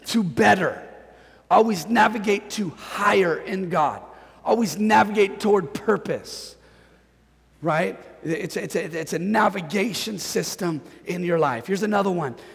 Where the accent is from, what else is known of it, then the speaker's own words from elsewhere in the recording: Northern California, United States; moved away as an adult; I'm from Northern California